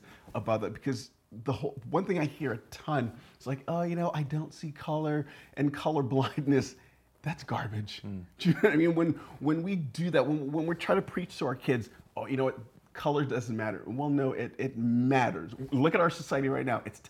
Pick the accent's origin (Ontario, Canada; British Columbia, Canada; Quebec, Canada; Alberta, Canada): British Columbia, Canada; Burnaby; also born or lived in St. Lucia; I spent about the first 8 years of my life there, and then kind of moved and was brought up to Canada in Burnaby, and there I remained ever since.